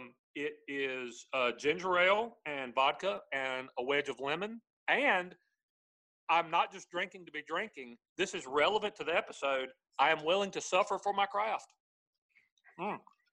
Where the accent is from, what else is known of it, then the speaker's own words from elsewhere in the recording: South Carolina, United States; we're from South Carolina, but we're not from like Arkansas.